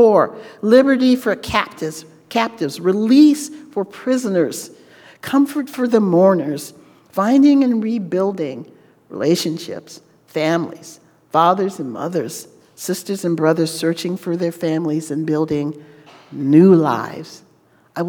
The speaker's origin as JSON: {"language": "English", "region": "Louisiana", "country": "United States", "said": "I'm from Louisiana. I was not from Texas."}